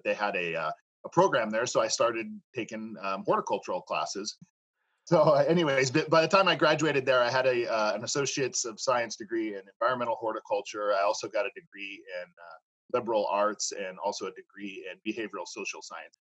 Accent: Los Molinos, California, United States; Spent most of my childhood growing up in Los Molinos, which is right between Chico and Red Bluff.

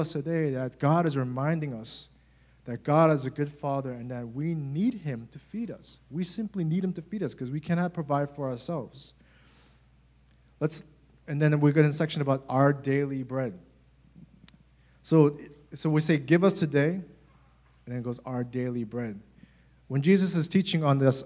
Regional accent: United States; as Americans

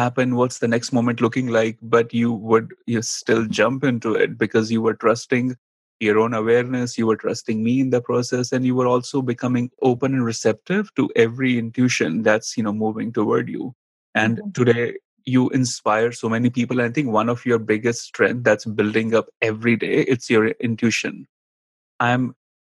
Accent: India; accent: Indian; moved away as an adult; also born or lived in New York City, United States; now in United States; growing up in India

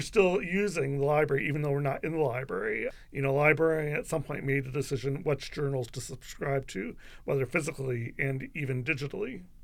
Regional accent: London, Ontario, Canada; I'm from London, I'm a Western graduate

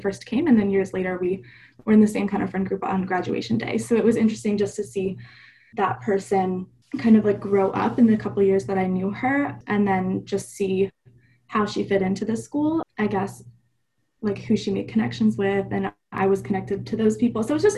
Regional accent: Falcon, Colorado, United States; also born or lived in Louisiana; now in Arizona, United States; I was born in Louisiana, moved about seven times. I think Arizona is the seventh place I've lived, but spent all of my high school career in Falcon, Colorado at Falcon High School with the S2S program there.

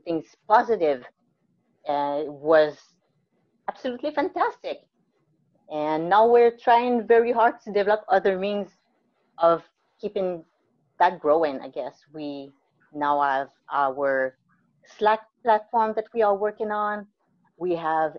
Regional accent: Mont-Saint-Grégoire, Quebec, Canada; moved away as an adult; also born or lived in Guatemala / New Brunswick / British Columbia / Vancouver Island; I was born in Guatemala. I was adopted when I was maybe 2 months old, I think, by a great couple near Montreal. It's called Mont Saint-Grégoire. It's beautiful. And I grew up there, lived there all my life.

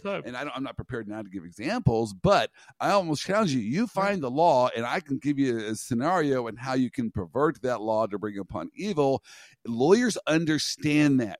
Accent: Kansas, United States; I'm from Kansas. I got roots in Nebraska.

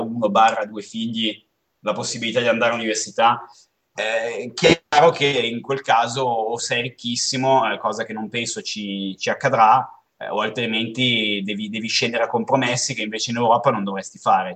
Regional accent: Como, Lombardy, Italy; moved away; noi veniamo da Como, quindi una città dove c'è nebbia e freddo

